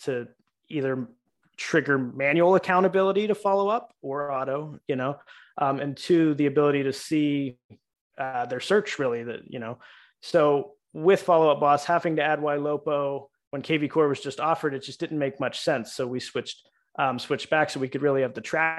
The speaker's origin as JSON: {"language": "English", "town": "Pittsburgh", "region": "Pennsylvania", "country": "United States", "tie": "born or raised there", "moved": "as an adult", "lives_now": "Florida, United States", "said": "We're from Pittsburgh"}